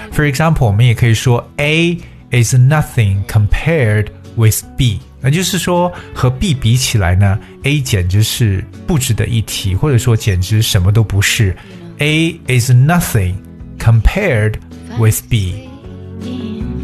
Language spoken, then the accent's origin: Chinese; China